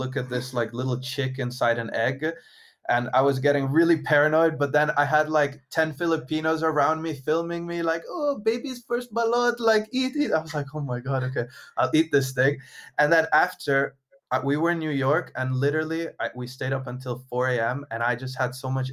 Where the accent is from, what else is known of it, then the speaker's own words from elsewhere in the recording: Italy; I'm Italian